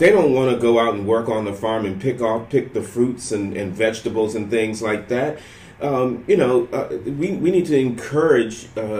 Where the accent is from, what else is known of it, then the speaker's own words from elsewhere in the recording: Panama; now in United States; I immigrated here from Panama in 1988, okay?